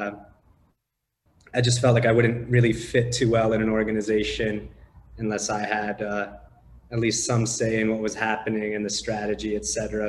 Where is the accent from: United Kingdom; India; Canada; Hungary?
Canada; also born or lived in Romania / Los Angeles, United States; now in Panama; originally I was born in Romania, moved to Canada when I was about 5 years old